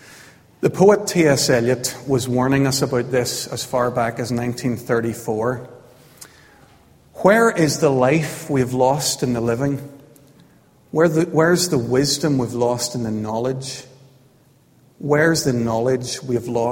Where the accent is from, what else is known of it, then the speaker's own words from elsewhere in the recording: County Armagh, Northern Ireland, United Kingdom; I was growing up in County Armagh in the 1970s.